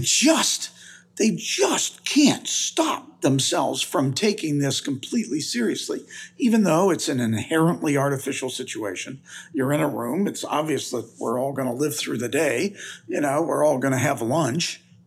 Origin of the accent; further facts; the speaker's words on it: United States; also born or lived in Missouri; I'm from the United States